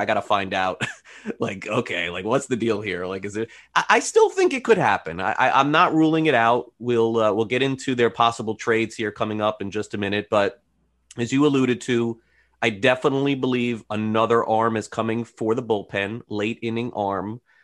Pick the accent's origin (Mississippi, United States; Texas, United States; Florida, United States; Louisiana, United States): Florida, United States; South; for many years growing up in South Florida, reading the Herald every day